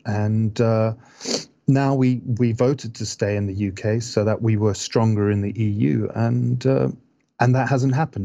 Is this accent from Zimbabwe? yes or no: yes; Zimbabwe; moved away; I grew up in Zimbabwe